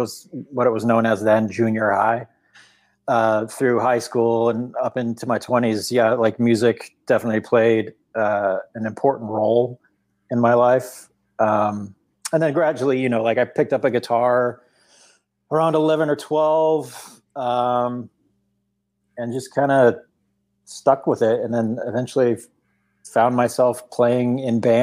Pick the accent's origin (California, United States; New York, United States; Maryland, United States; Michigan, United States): California, United States; Orange County; I was born and raised in Orange County, California